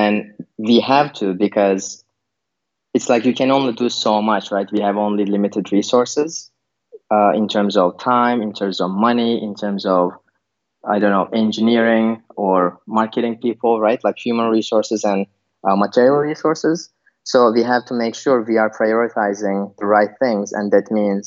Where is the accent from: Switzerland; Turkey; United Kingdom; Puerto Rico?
Turkey; also born or lived in Berlin, Germany; now in Vilnius, Lithuania; I'm originally from Turkey. And I lived in multiple countries. And currently I'm living in Vilnius, Lithuania